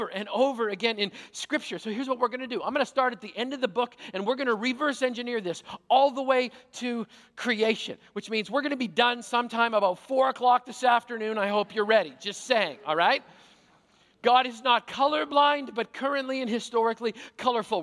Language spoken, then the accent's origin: English; Canada; a Canadian-born, careful now, Caucasian follower of Jesus